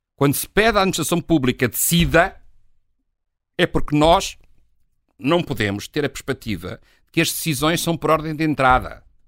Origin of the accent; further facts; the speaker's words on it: Trás-os-Montes, Portugal; Eu sou transmontano